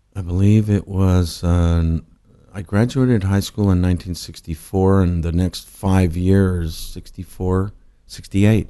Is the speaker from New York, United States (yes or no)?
no; Los Angeles, California, United States; also born or lived in Whittier; I grew up in a suburb of Los Angeles okay. in the East Side.